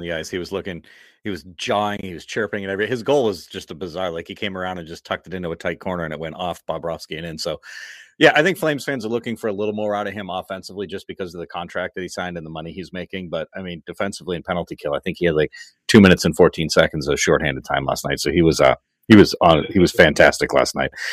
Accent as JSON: {"language": "English", "region": "Massachusetts", "country": "United States", "said": "I'm from Massachusetts"}